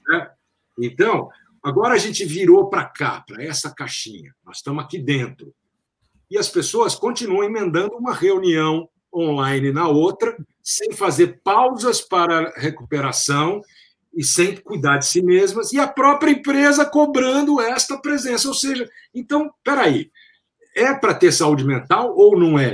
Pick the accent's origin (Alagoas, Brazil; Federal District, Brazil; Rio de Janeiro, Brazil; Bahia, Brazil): Federal District, Brazil; Brasília; also born or lived in São Paulo; eu estudava em Brasília, como você sabe, eu cresci lá, nasci em São Paulo, mas meus pais foram em 65 eles mudaram para Brasília, eu fui junto, eu tinha três anos de idade.